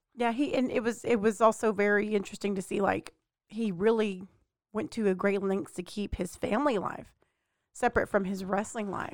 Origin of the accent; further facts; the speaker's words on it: Mexia, Texas, United States; Growing up in Mejia, Texas, we didn't have a whole lot of exposure as far as T V wrestling